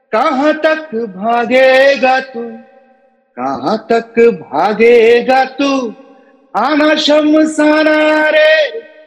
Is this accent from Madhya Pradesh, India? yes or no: no; Bhagalpur, Bihar, India; बिहार में भागलपुर करके एक जगह है ठीक है वहाँ पे एक छोटा सा गाँव है मैं वहाँ पे पला बढ़ा हूँ